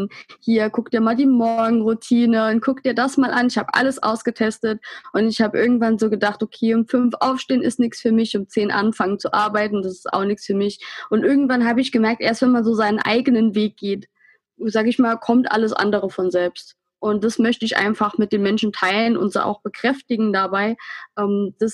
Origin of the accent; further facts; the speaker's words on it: Saarland, Germany; Ähm, prinzipiell bin ich 24 Jahre alt. Ich komme aus dem Saarland, in der Nähe vom Brustalsee.